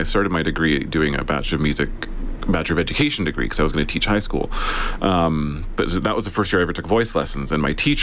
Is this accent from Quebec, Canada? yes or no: no; Southern Alberta, Canada; also born or lived in Sherwood Park, Alberta; now in Edmonton, Canada; I was born in Southern Alberta. Okay. We've lived in Sherwood Park, Edmonton for quite a long time